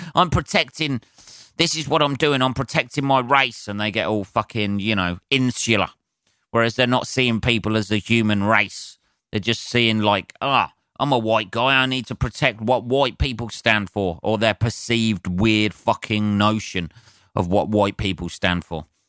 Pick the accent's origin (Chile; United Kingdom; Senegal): United Kingdom; I'm a Brit